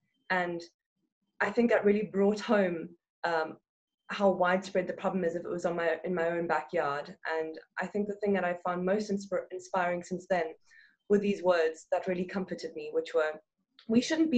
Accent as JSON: {"language": "English", "town": "Cape Town", "region": "Western Cape", "country": "South Africa", "said": "I'm from Cape Town, South Africa."}